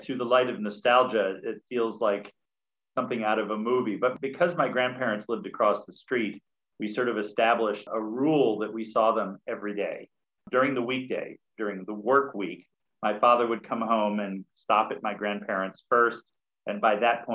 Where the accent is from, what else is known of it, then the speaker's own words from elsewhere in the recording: Syracuse, New York, United States; moved away as an adult; now in New York City, United States; I was born and raised in Syracuse, New York